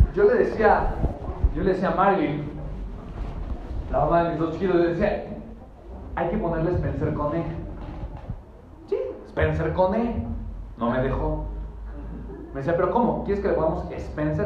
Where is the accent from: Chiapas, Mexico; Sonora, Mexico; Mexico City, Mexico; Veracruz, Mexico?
Mexico City, Mexico; Nací en la Ciudad de México